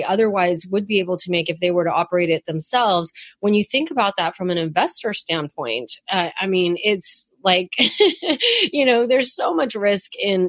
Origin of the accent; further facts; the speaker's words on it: San Francisco, California, United States; living and growing up in San Francisco